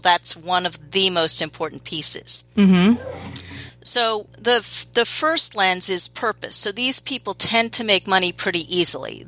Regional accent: New York City, New York, United States; I grew up in New York City and still live in New York City

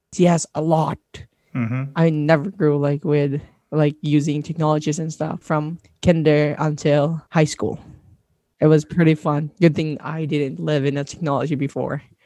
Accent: Labangan, Zamboanga Peninsula, Philippines; English is a second language; also born or lived in Pagadian City; I am originally from Tawagan Norte, Labangan, Zamboanga del Sur, part of Mindanao

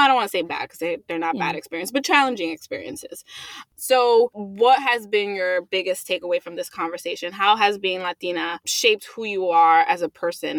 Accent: New York City, New York, United States; I grew up in Sunset Park and it wasn't predominantly Dominican, there were a lot of Dominican people there. And then now that I'm here, now that I'm in Inwood

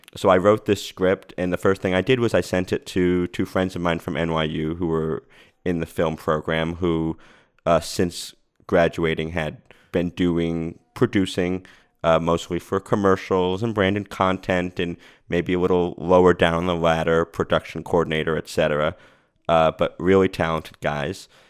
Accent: Rhode Island, United States; now in Los Angeles, United States; I moved out here and I, I'm from Rhode Island.

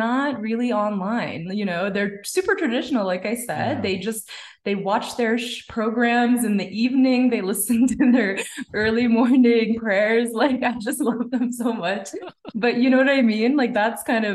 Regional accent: Canada; My parents are immigrants. They came from Punjab and I was born in Canada

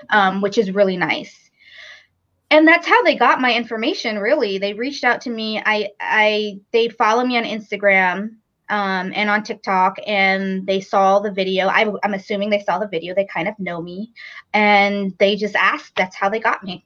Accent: New York, United States; moved away as an adult; now in Raleigh, United States; I'm actually originally from New York and moved here about seven years ago to Raleigh, North Carolina

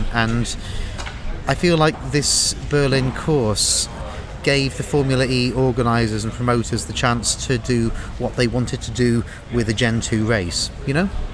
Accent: United Kingdom; moved away; Speaking as a British emigre

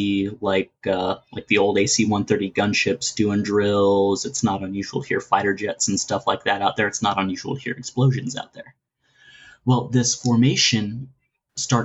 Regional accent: Florida, United States; moved away; also born or lived in Texas; I grew up in Florida too.

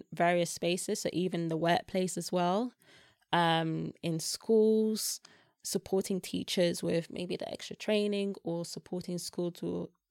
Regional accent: Nigeria; like I said, I'm Nigerian.

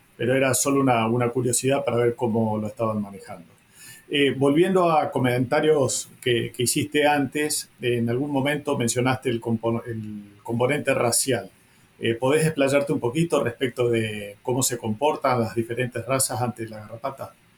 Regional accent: Reconquista, Santa Fe, Argentina; yo vengo de la zona de Reconquista, donde estaba la frontera virtual de la zona de lucha activa

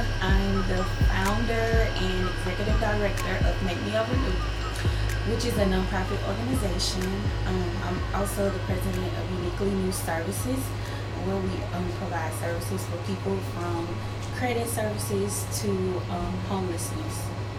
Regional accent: Huntsville, Texas, United States; I grew up in Huntsville, Texas, okay. Which is a small town, the home of Sam Houston State University.

